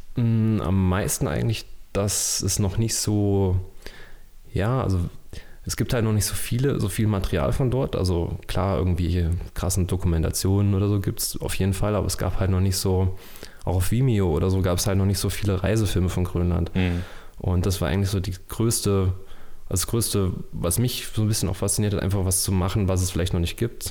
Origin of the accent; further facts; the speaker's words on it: Erfurt, Thuringia, Germany; Ich komme aus Erfurt und bin freiberuflicher Filmemacher